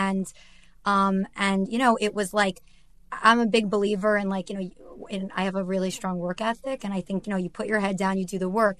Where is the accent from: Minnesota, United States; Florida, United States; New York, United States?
New York, United States; outside New York City, United States; I grew up in outside New York City